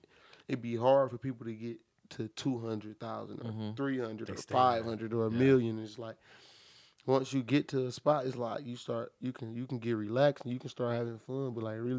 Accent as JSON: {"language": "English", "town": "Beecher", "region": "Michigan", "country": "United States", "tie": "born or raised there", "also_born_or_lived": "Flint, Michigan", "said": "I really was born and raised, like for real, in Beecher"}